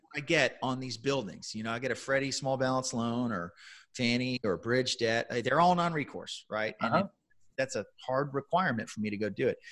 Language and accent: English; San Antonio, Texas, United States; I was working for a very large tech employer in my hometown here in San Antonio